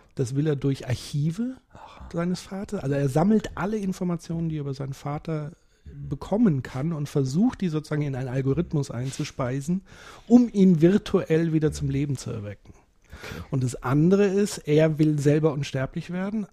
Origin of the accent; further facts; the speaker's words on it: North Rhine-Westphalia, Germany; bei uns in Nordrhein-Westfalen